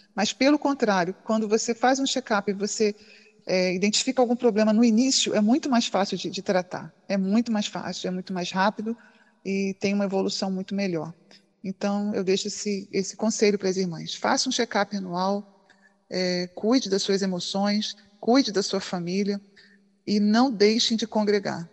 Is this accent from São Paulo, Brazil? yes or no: no; São Pedro da Aldeia, Rio de Janeiro, Brazil; eu sou de São Pedro da Aldeia, interior do Rio de Janeiro